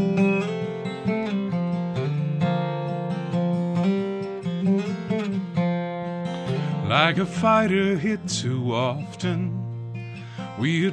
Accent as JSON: {"language": "English", "town": "Rockford", "region": "Illinois", "country": "United States", "tie": "born or raised there", "lives_now": "Chicago, United States", "said": "I grew up in Rockford, Illinois, in a good Rust Belt kind of town"}